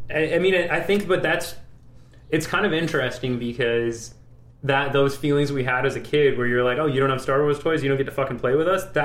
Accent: Vancouver, British Columbia, Canada; growing up in Vancouver, there were maybe four black people, and two of them were in my family.

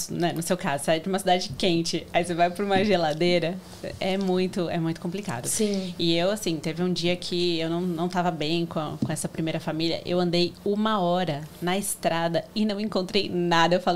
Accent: São Paulo, Brazil; eu vim de São Paulo, uma cidade grande

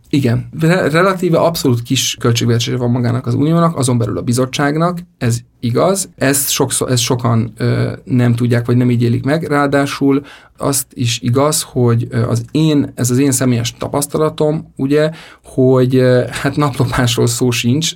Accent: Budapest, Hungary; moved away as an adult; now in Brussels, Belgium; sokkal közelebb vagyok a, a szülővárosomhoz, a családomhoz itt Budapesten

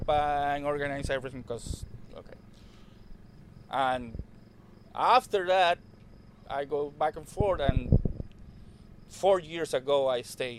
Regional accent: Costa Rica; English is a second language; moved away as an adult; And I'm from Costa Rica.

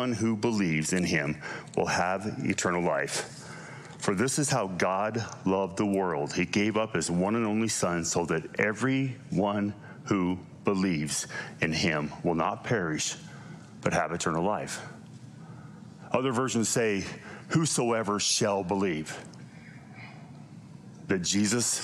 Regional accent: Lovell, Wyoming, United States; also born or lived in Cheyenne, Wyoming / Utah; now in Gillette, Wyoming, United States; I was born in Lovell, Wyoming

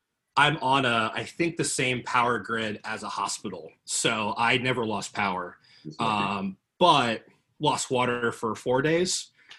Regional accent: Indiana, United States; moved away; also born or lived in Ohio / Atlanta; I grew up in Indiana and then lived in Ohio after that.

